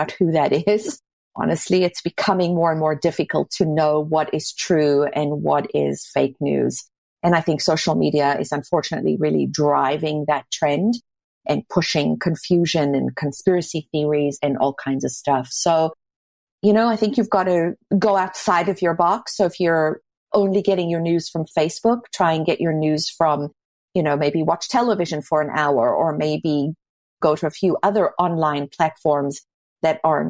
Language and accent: English; South Africa; now in Toronto, Canada; I grew up in South Africa